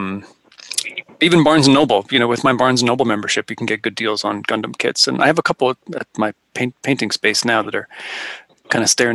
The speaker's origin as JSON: {"language": "English", "area": "the Poconos", "region": "Pennsylvania", "country": "United States", "tie": "born or raised there", "said": "where I grew up in the Poconos"}